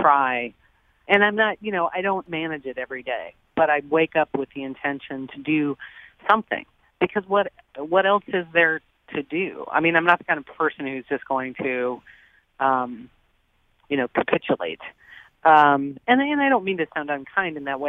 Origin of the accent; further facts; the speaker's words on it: Nebraska, United States; moved away; also born or lived in Boston; I grew up in Nebraska, and I mean, I spent years living in Boston